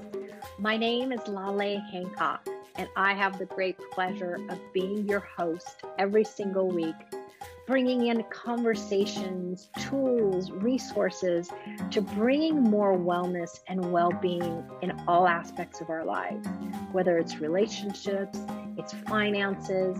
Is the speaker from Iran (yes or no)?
yes; Iran; moved away; I was born in Iran